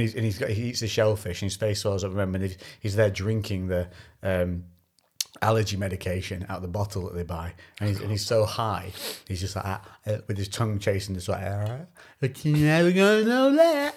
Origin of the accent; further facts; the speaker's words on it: Shrewsbury, West Midlands, United Kingdom; when I said Shrewsbury, they were like, "Oh, you're local."